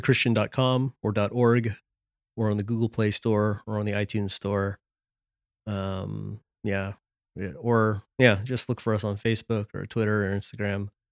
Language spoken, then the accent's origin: English; California, United States; moved away as an adult; now in Washington, D.C., United States; I grew up in California and, uh, moved to D C around twelve years ago